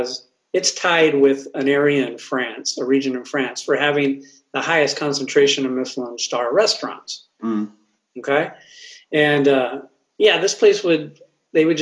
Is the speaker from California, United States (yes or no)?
yes; Oxnard, California, United States; I grew up in Oxnard, California